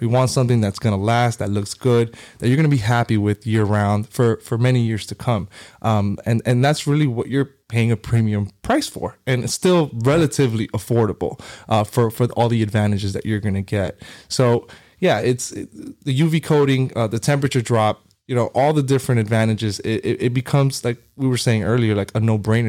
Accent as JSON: {"language": "English", "town": "Hialeah", "region": "Florida", "country": "United States", "tie": "born or raised there", "also_born_or_lived": "New York", "said": "grew up in Miami my whole life, uh, Hialeah"}